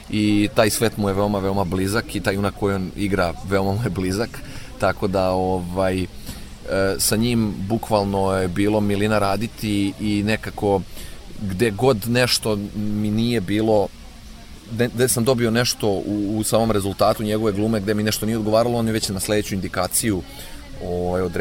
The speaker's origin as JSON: {"language": "Croatian", "town": "Inđija", "region": "Vojvodina", "country": "Serbia", "tie": "born or raised there", "said": "u mestu u kom sam rođen i odrastao u Indiji"}